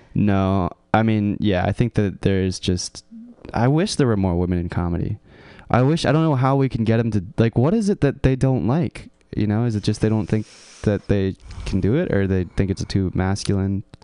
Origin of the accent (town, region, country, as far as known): California, United States; born or raised there